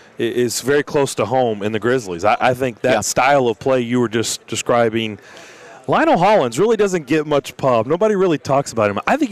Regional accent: Lexington, Kentucky, United States; I grew up in Lexington.

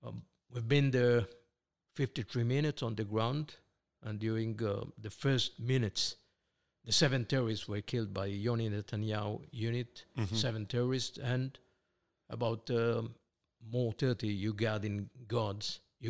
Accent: Israel; born there; Okay, well, I was born here in Israel, 1951, to Israeli parents, both of them, my mom and my father, born here in Israel under the British mandate.

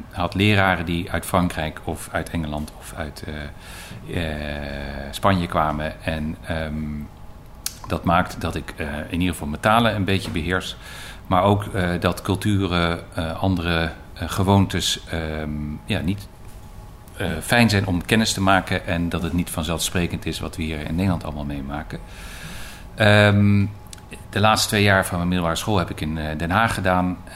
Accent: Belgium; also born or lived in Leiden, Netherlands; ik ben geboren in Leiden, een hele tijd geleden inmiddels. Eh, ik ben als kind, mijn eh, zesde, naar, met, met gez, ouderlijk gezin naar België verhuisd. Mijn vader werkte toen voor de NAVO en daar heb ik een jaar of negen gewoond.

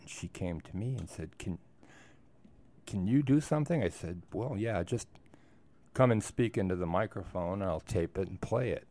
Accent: Wisconsin, United States; moved away as an adult; also born or lived in Oregon; now in Moab, United States; I grew up in Wisconsin, uh, in the nineteen fifties and sixties

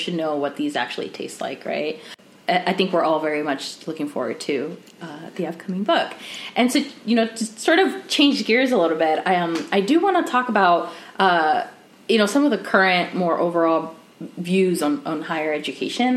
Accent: Arizona, United States; my home state, Arizona

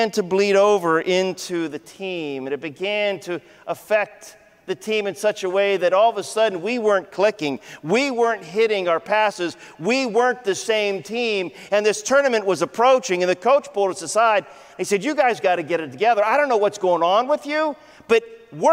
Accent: Ohio, United States; I grew up in Ohio.

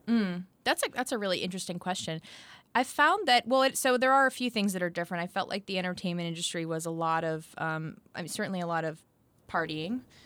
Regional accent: near Boston, Massachusetts, United States; moved away as an adult; now in Nashville, United States; grew up near Boston

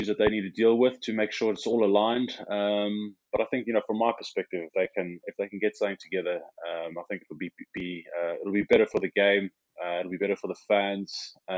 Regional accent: South Africa; moved away as an adult; now in United Kingdom; as a South African rugby player

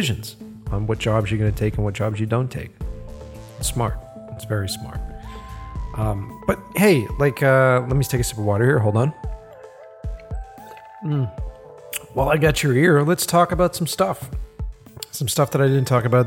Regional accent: Boston, Massachusetts, United States; accent: Boston; my Boston accent comes out a little.

